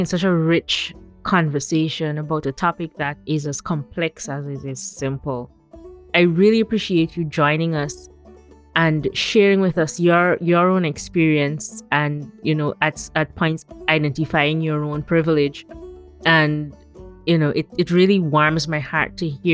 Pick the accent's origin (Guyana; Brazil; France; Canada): Guyana; moved away; growing up in Guyana.